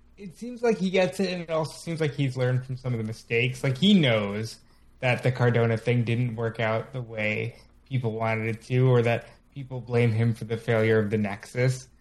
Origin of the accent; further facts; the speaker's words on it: New York, United States; as a New Yorker myself